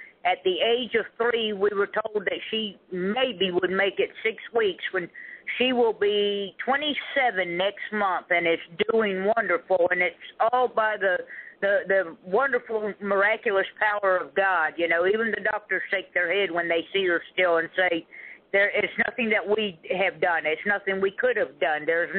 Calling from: Zephyrhills, Florida, United States; I'm calling from Zephyr Hills, Florida.

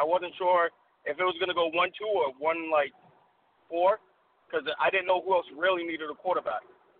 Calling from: Massachusetts, United States; calling from Massachusetts.

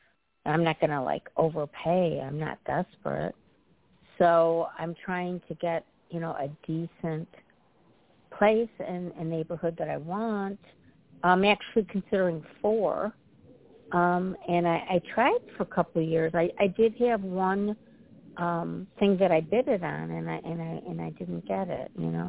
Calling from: Illinois, United States; And I'm calling from the Midwest, from Illinois.

